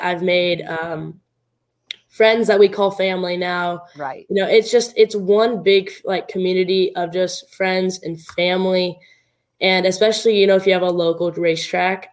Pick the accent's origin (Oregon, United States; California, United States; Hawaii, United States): Oregon, United States; Southern; it was at my hometown track. It was, uh, it was at actually out of the Southern Oregon Speedway.